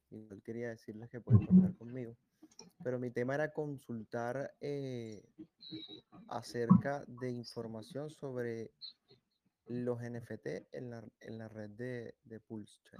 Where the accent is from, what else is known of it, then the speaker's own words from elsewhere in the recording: Venezuela; now in Santiago, Chile; Eh, yo soy venezolano. todo bien, amigo. Vivo en Santiago de Chile hace siete años.